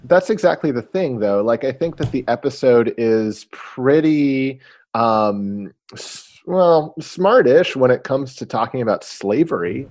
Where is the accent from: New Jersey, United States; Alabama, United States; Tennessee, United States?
Tennessee, United States; Knoxville; I grew up in Knoxville, Tennessee